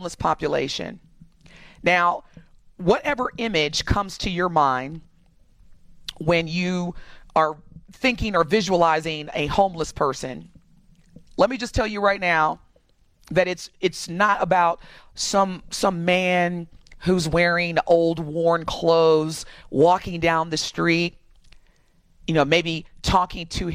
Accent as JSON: {"language": "English", "region": "Indiana", "country": "United States", "tie": "born or raised there", "moved": "yes", "said": "Indiana, my home state, as a black person, especially growing up, when I grew up in Indiana"}